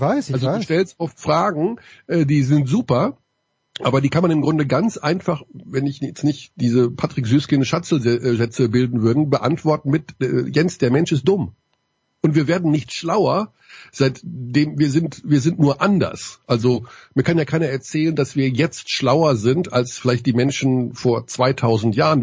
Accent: Germany; als Deutscher

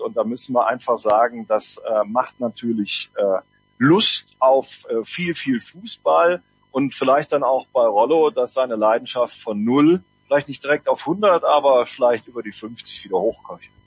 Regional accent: Cologne, North Rhine-Westphalia, Germany; als Kölner

